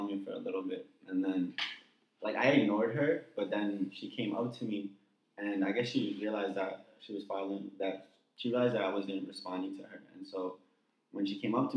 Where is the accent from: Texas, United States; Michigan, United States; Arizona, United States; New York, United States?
New York, United States; I'm from New York, so there's a lot of diversity within